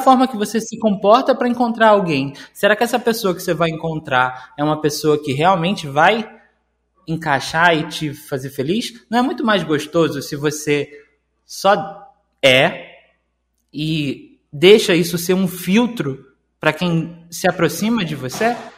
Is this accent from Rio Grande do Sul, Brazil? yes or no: no; Rio de Janeiro, Brazil; Eu sou do Rio de Janeiro